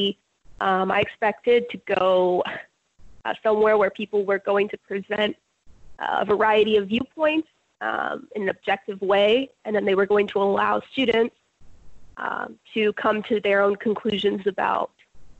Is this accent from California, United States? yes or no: yes; California, United States; I grew up in California my whole life